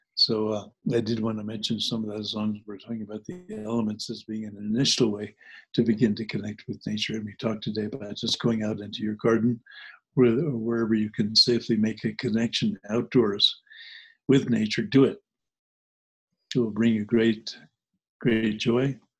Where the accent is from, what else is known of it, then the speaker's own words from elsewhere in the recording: New Jersey, United States; also born or lived in New Hampshire; When I grew up in New Jersey, I grew up part time in New Jersey and part time in New Hampshire.